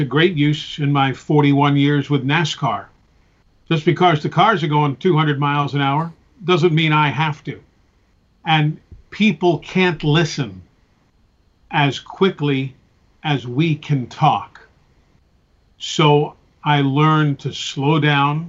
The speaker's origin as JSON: {"language": "English", "town": "New York City", "region": "New York", "country": "United States", "tie": "born or raised there", "said": "I grew up in New York City, where there were 77 radio stations."}